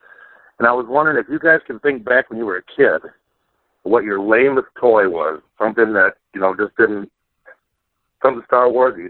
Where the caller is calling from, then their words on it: Michigan, United States; Just north of Grand Rapids, Michigan.